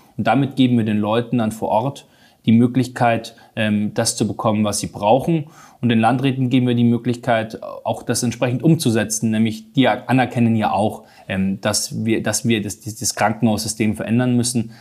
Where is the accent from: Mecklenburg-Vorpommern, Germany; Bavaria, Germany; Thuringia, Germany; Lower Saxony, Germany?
Bavaria, Germany; Munich; Ich komme aus München